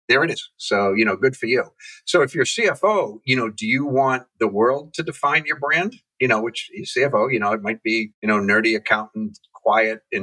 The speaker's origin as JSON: {"language": "English", "region": "New England", "country": "United States", "said": "I'm from New England"}